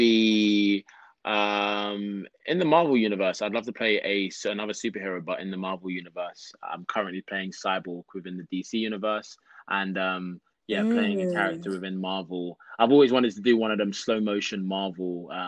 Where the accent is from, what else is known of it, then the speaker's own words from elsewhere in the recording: London, United Kingdom; moved away as an adult; now in Los Angeles, United States; I am from London, born and raised in London, South London. And I'm now living